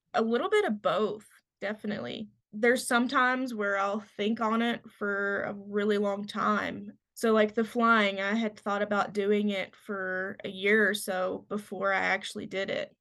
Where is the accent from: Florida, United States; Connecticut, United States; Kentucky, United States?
Kentucky, United States; moved away as an adult; now in Montana, United States; I'm from Kentucky